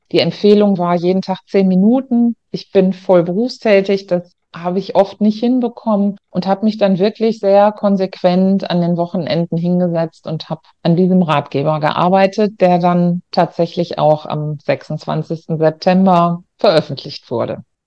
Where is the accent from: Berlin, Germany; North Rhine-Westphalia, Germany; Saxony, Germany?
North Rhine-Westphalia, Germany; Ruhr area; ich komme aus Nordrhein-Westfalen, aus dem Ruhrgebiet und habe auch immer nur dort gearbeitet